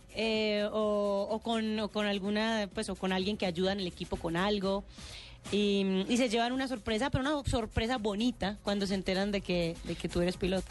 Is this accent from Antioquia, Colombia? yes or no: yes; Medellín, Antioquia, Colombia; accent: paisa; yo soy de Medellín